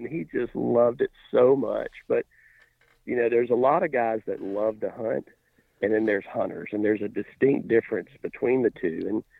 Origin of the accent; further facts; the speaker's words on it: Alabama, United States; I grew up in Alabama, and started hunting with my grandfather when I was, oh gosh, I think 5 or 6